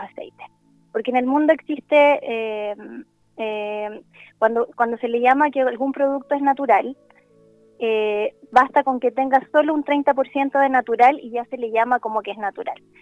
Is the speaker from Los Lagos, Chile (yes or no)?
no; Santiago, Santiago Metropolitan Region, Chile; also born or lived in La Serena; yo soy de Santiago, pero ahora estoy en La Serena